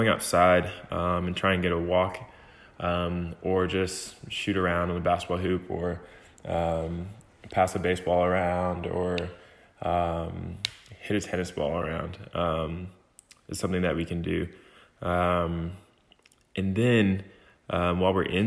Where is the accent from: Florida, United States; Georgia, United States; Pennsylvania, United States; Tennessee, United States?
Georgia, United States; Lithonia; I'm from Lithonia, Georgia.